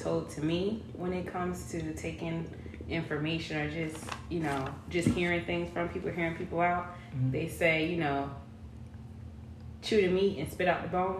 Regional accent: Camden, New Jersey, United States; now in South Carolina, United States; I'm originally from Camden, New Jersey. But I currently reside in South Carolina. I don't know if I said I'm 22.

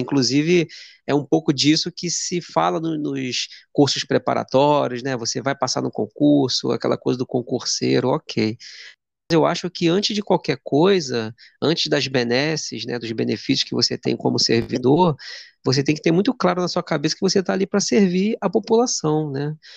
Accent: Duque de Caxias, Rio de Janeiro, Brazil; eu sou de Duque de Caxias, de Janeiro

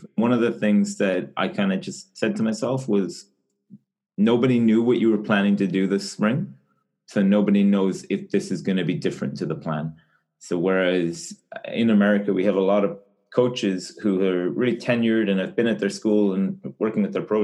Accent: Ireland; moved away as an adult; now in United States; I'm originally from Ireland, but I've been living in the US since 2013

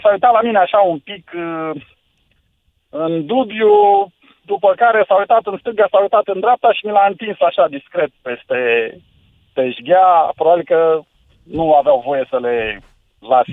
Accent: Buzău, Buzău County, Romania; eu sunt din Buzău

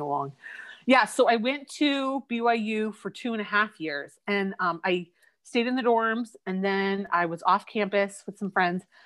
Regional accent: Eugene, Oregon, United States; I grew up in Eugene, Oregon, and I lived in the same house my whole life.

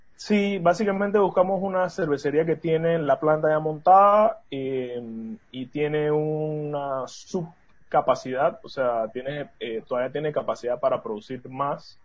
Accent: Panama; somos cuatro socios panameños

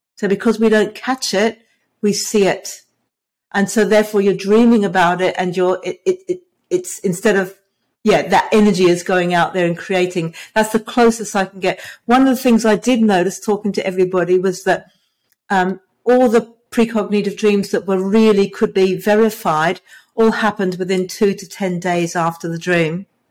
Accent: England, United Kingdom; now in Hobart, Australia; I was born in England. I live in Tasmania, which is in Australia.

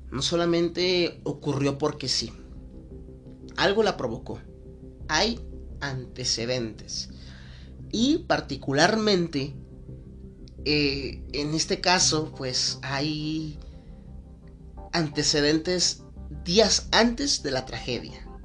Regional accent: Guadalajara, Jalisco, Mexico; porque soy mexicano, porque soy de aquí de Guadalajara, porque la gente comparte ciertas características y rasgos que nos hacen, pues ahora sí que parte de esto que es la ciudad.

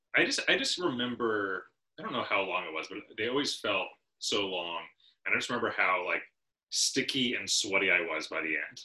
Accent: Rhode Island, United States; We're from Rhode Island originally

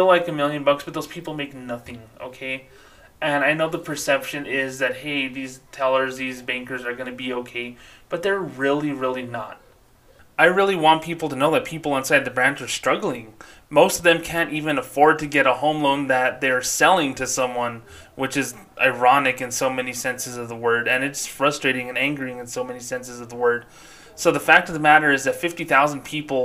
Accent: Socorro, New Mexico, United States; as a little kid growing up in Socorro, New Mexico

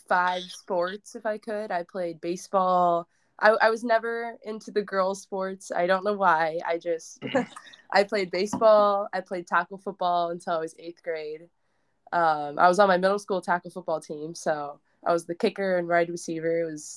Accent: Nebraska, United States; I have to be because I'm from Nebraska, but.

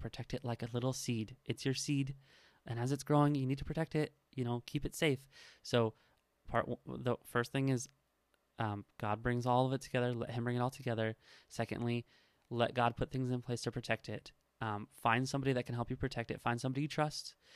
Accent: Nebraska, United States; I am from Nebraska

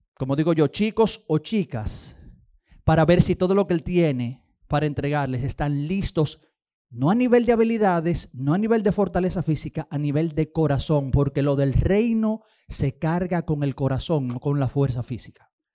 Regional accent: Dominican Republic; nosotros los dominicanos

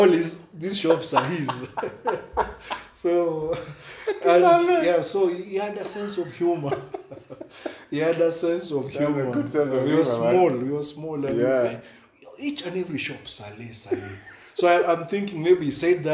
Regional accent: Nairobi, Kenya; In Buru, we were born and raised in Buru.

